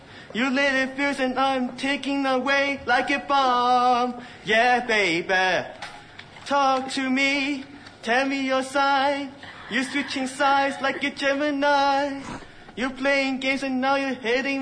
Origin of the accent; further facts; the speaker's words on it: Los Angeles, California, United States; also born or lived in Hong Kong; I grew up in Los Angeles, California. I'm originally born from Hong Kong, so I've been here in the United States for 10 years.